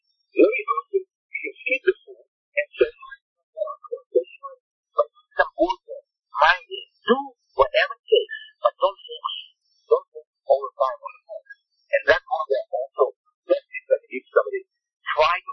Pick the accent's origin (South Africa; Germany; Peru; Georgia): Germany; now in United States; I come from Germany